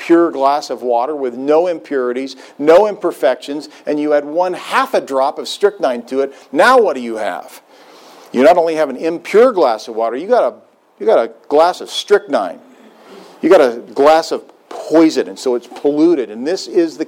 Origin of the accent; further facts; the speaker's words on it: Joppa, Missouri, United States; moved away; my hometown, Joppa, Missouri